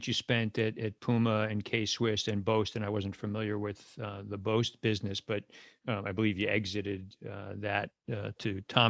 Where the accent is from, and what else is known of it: New York City, New York, United States; born or raised there